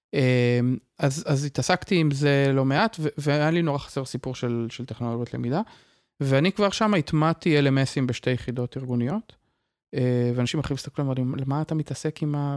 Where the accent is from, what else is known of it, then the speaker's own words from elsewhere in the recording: Israel; also born or lived in Kvutzat Yavne, Israel / Tiberias, Israel; למדתי בקבוצת אה, יבנה כשגרנו שם, ואחר כך למדתי במוסד אה, אקדמי משמעותי מאוד שנקרא מקיף דתי טבריה